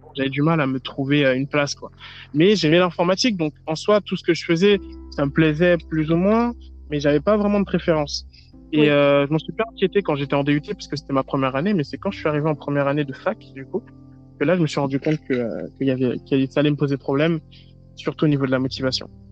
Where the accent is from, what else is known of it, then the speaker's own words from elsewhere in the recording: France; je suis originaire de Côte d'Ivoire, mais je suis né en France